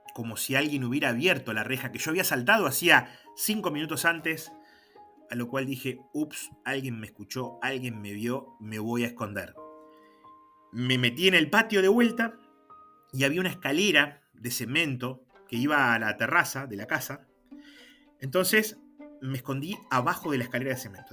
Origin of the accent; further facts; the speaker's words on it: General Pico, La Pampa, Argentina; me preguntan de dónde soy, le digo que soy de Pico